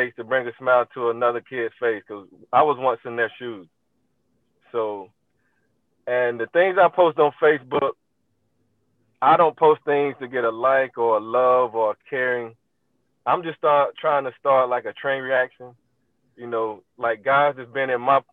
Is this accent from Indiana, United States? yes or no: no; Cleveland, Ohio, United States; I'm from Cleveland. We was brought up, you know, cutting wood, cutting grass, and all that type of stuff